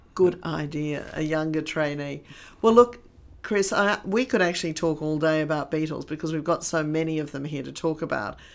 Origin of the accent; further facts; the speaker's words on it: Sydney, New South Wales, Australia; growing up in Sydney